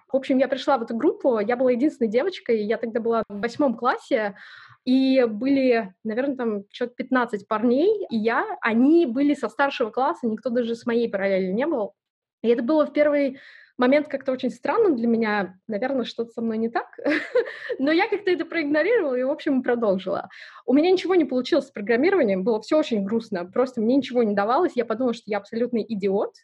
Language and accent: Russian; Sayanogorsk, Khakassia, Russia; moved away; Родилась я в очень маленьком городе, называется он Саиногорск